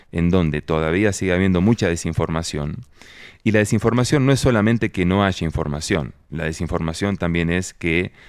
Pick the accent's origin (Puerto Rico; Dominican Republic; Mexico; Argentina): Argentina; now in Colombia; acá donde yo estoy, yo soy argentino